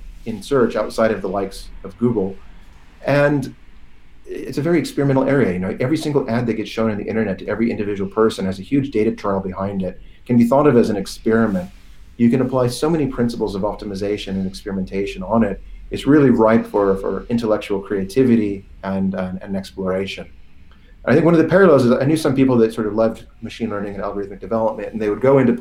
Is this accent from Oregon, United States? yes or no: yes; Portland, Oregon, United States; moved away as an adult; also born or lived in San Francisco; now in London, United Kingdom; I grew up in Portland, Oregon, and then moved in my early 20s down to San Francisco.